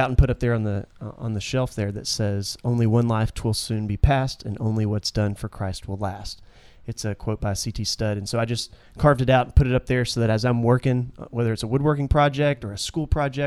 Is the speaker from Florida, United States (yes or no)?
no; Williamson, Georgia, United States; now in Senoia, United States; I actually grew up in Williamson, which isn't too far away from here, near Griffin